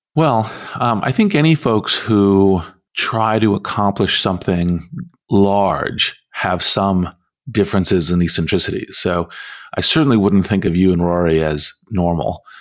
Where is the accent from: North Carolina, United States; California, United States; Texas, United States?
California, United States; Stanford; I was born in Stanford Hospital